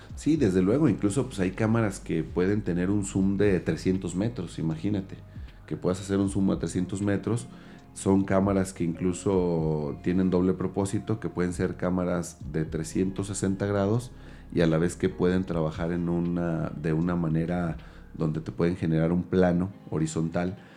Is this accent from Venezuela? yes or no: no; Mexico; nos da una identidad como mexicanos y como mexicanas.